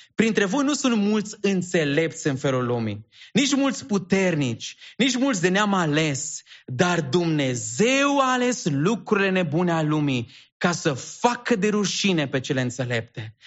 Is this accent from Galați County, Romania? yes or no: no; Sebiș, Arad County, Romania; now in Bucharest, Romania; provin din Sebiș, județul Arad